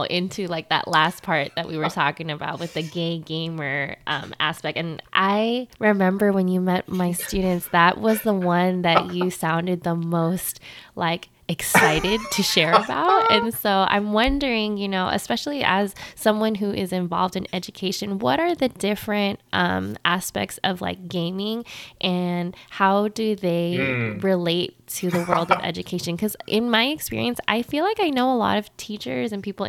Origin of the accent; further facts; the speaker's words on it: Bay Area, California, United States; I'm also from the Bay too